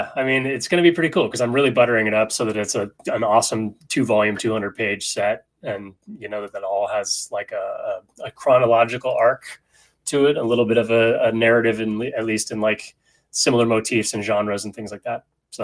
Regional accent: Sacramento, California, United States; also born or lived in San Francisco; You know, I'm a Northern California kid, you know, so I grew up in Sacramento and, San Francisco.

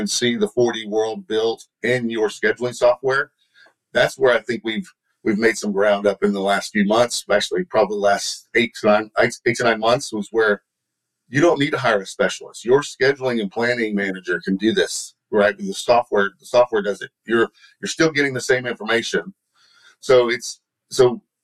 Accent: Texas, United States; accent: Texan; my Texan accent

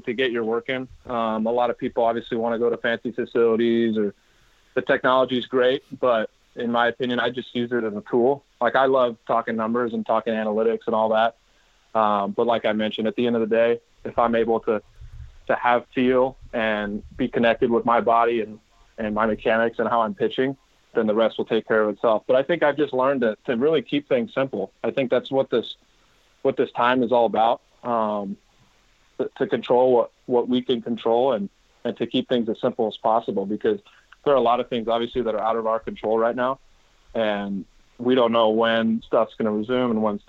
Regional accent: Bay Area, California, United States; Growing up in the Bay Area, obviously, as a Giants fan

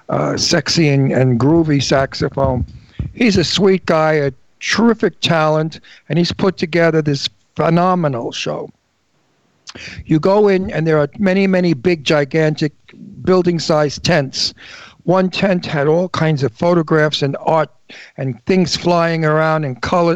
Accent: New York, United States; I come from New York, where we watch our words.

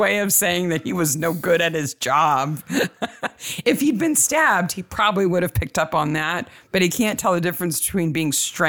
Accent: United States

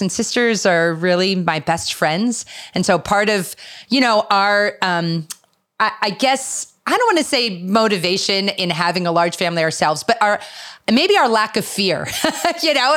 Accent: Philadelphia, Pennsylvania, United States; I'm actually from the Philadelphia area

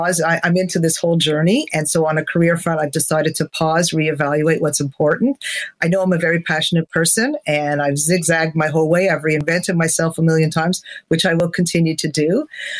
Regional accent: Montreal, Quebec, Canada; moved away; I'm from Montreal, so to not be able to go there and see and hug family is hard.

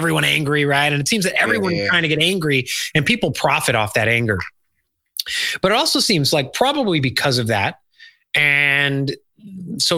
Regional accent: Chicago, Illinois, United States; now in Charleston, United States; I grew up in Chicago

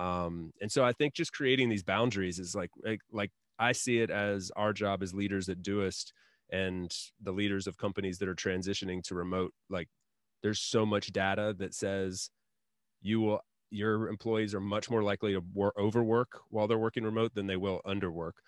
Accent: Asheville, North Carolina, United States; now in Spain; my hometown, like, in Asheville, North Carolina

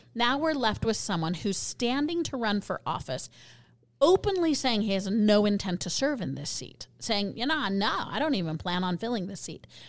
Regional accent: Colorado, United States; now in Utah, United States; I'm from Colorado

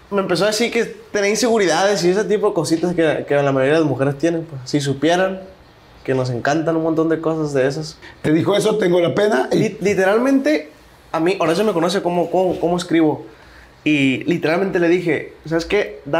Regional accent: Tijuana, Baja California, Mexico; Sí, soy de Tijuana.

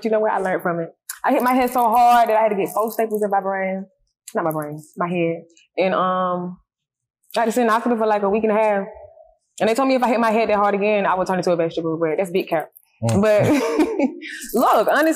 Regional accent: Milledgeville, Georgia, United States; moved away as an adult; now in Atlanta, United States; being from Millersville, growing up in Millersville

